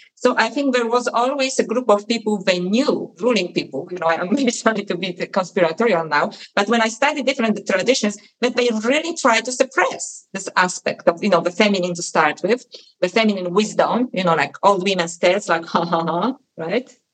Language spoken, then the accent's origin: English; Poland; moved away; when I was a little girl and I was growing up in Poland